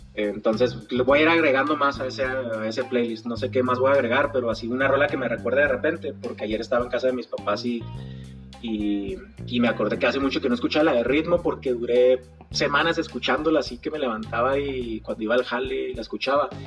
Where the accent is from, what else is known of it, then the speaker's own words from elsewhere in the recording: Chihuahua, Mexico; soy de Chihuahua, Chihuahua